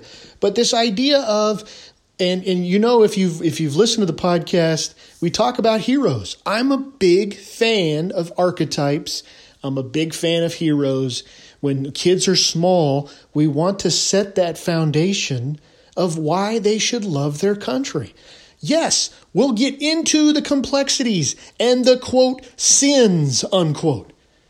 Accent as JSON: {"language": "English", "region": "California", "country": "United States", "tie": "born or raised there", "moved": "as an adult", "said": "So I'm a California kid, born and raised California."}